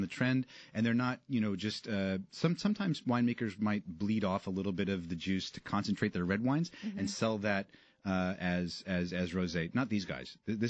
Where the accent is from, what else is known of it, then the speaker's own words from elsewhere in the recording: New Jersey, United States; accent: Jersey; my accent changes when, if I have a couple, two, three drinks in me, then Jersey comes back